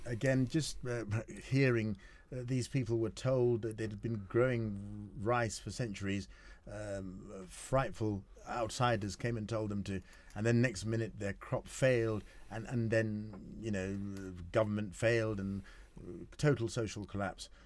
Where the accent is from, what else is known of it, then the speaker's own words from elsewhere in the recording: Kenya; I'm a Kenyan